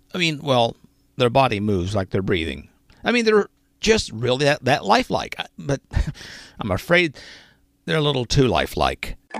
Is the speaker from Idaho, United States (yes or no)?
no; Arkansas, United States; now in Pennsylvania, United States; I grew up in Arkansas